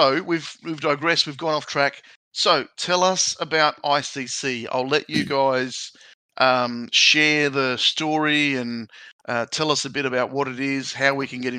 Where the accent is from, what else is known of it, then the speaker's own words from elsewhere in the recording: Adelaide, South Australia, Australia; also born or lived in Italy; I was born in Adelaide, but when I was five, I went to Italy